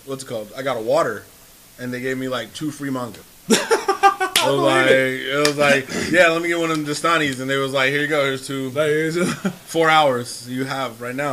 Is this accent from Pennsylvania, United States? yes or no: no; San Francisco, California, United States; I am from San Francisco. Okay. I lived in San Francisco for a number of years, and I can tell you, when I was born at South San Francisco Kaiser.